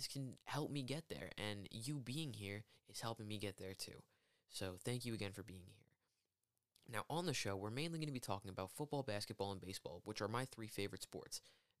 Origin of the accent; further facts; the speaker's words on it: Long Island, New York, United States; I am 18 years old. I'm from Long Island, New York, and I currently am a college student.